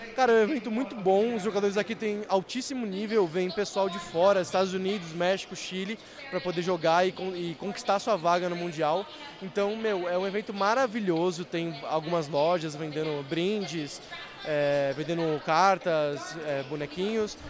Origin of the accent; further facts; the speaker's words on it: São Paulo, Brazil; Sou aqui de São Paulo.